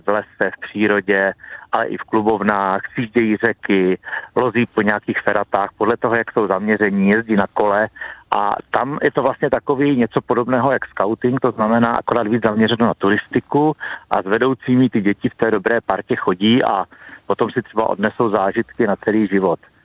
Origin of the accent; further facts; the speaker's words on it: Vsetín, Zlín Region, Czechia; Já osobně jsem vyrůstal v Beskydech